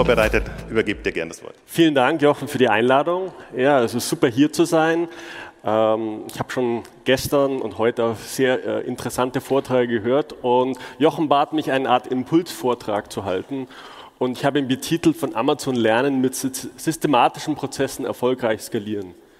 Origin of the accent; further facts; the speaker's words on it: Munich, Bavaria, Germany; moved away as an adult; also born or lived in China / Seattle; ich bin, wie der Name schon sagt, gebürtiger Münchner